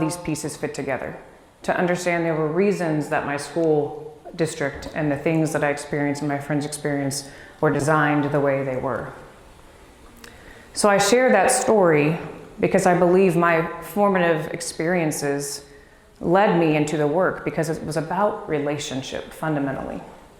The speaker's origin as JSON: {"language": "English", "town": "Dallas", "region": "Texas", "country": "United States", "tie": "born or raised there", "also_born_or_lived": "Washington, D.C.", "moved": "yes", "said": "So when I was young, about 2 years old, we moved to Dallas. And it was there that my brother, sister, and I were raised"}